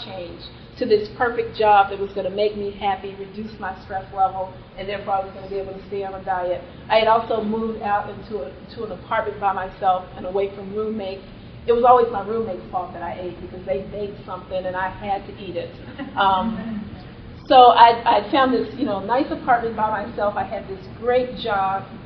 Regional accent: Austin, Texas, United States; moved away as an adult; also born or lived in Cambridge, Massachusetts; I grew up in Austin, Texas

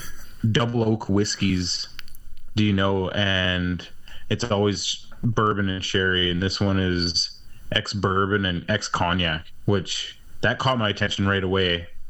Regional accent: Ireland; because I am the Irish guy.

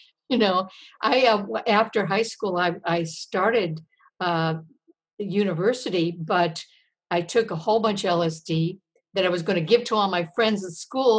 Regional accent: Michigan, United States; moved away; I grew up in the Midwest in Michigan, and I went to an all-girls Catholic high school

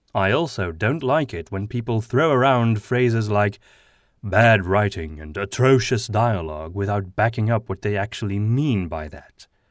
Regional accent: Flanders, Belgium; accent: Flemish; first language Flemish (Dutch); English is a second language; Flemish is my mother tongue, which is a kind of Dutch

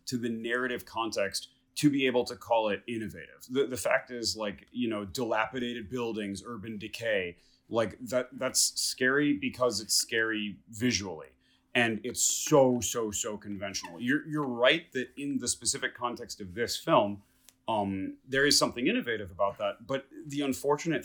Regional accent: Detroit, Michigan, United States; moved away; don't talk shit about my hometown

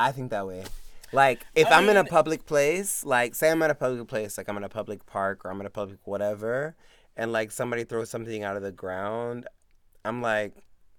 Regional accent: Augusta, Georgia, United States; moved away; also born or lived in Germany; my hometown. Shout out to Augusta, aka Disgusted.

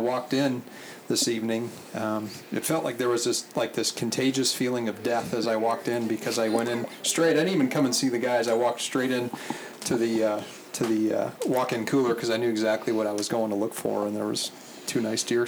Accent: Montana, United States; now in California, United States; I was born and raised in Montana, and I'm in California now

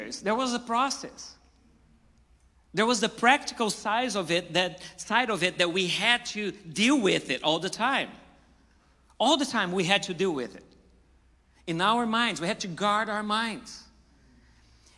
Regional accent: Brazil; now in United States; I came from Brazil.

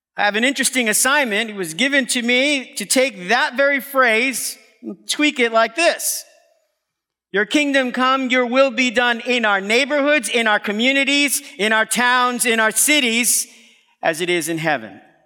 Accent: New York City, New York, United States; I'm from Brooklyn

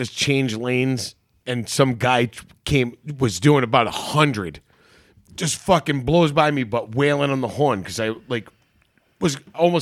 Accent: Rhode Island, United States; we're from Rhode Island

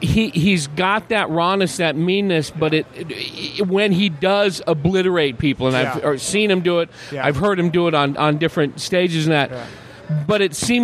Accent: California, United States; And I told him, I'm from the Bay Area. I just had to see this wall.

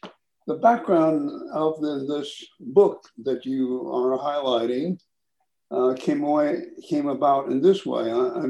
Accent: Hawaii, United States; moved away; also born or lived in New Jersey / Boston; I was born in Hawaii. My parents were immigrants from Okinawa. I was born in 1937. So I'm 84 years old.

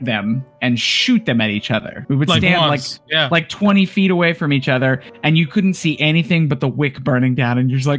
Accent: Yuma, Arizona, United States; born there; I was born in Arizona, but I haven't been to Arizona in a long time.

